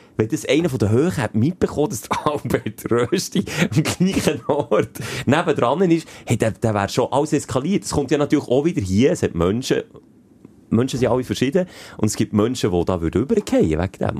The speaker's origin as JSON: {"language": "German", "region": "Bern", "country": "Switzerland", "said": "weil ich halt Berner bin"}